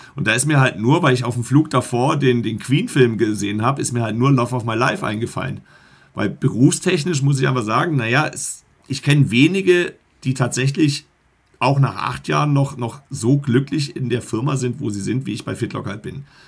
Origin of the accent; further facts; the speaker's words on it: Black Forest, Baden-Württemberg, Germany; moved away as an adult; also born or lived in Egestorf, Barsinghausen, Lower Saxony; now in Barsinghausen, Germany; Wir kommen aus dem Schwarzwald